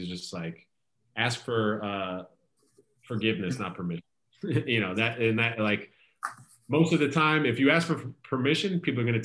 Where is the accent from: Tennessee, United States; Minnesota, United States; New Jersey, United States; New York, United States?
New Jersey, United States; I'm from Jersey